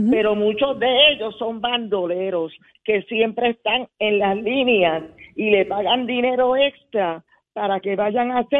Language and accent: Spanish; Puerto Rico; also born or lived in San Lorenzo; Yo tengo 73 años, soy puertorriqueña